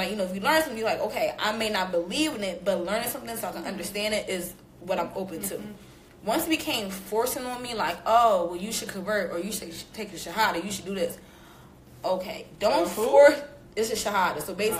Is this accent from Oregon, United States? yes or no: no; Philadelphia, Pennsylvania, United States; I'm from Philly.